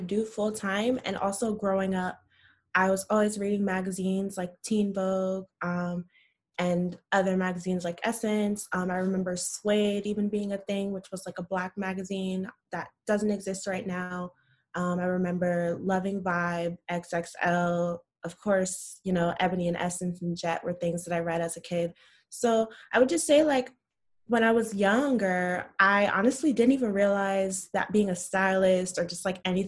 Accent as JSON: {"language": "English", "town": "Orlando", "region": "Florida", "country": "United States", "tie": "born or raised there", "moved": "as an adult", "lives_now": "Brooklyn, United States", "said": "growing up in Orlando, I lived in the suburbs"}